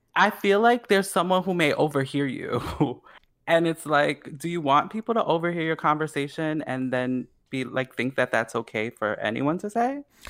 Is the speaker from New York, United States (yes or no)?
yes; New York, United States; I'm from New York